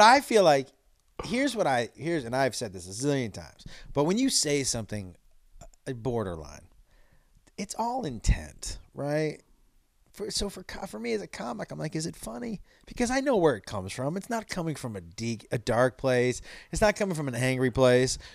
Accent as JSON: {"language": "English", "region": "Western Massachusetts", "country": "United States", "tie": "born or raised there", "said": "I grew up in Western Mass"}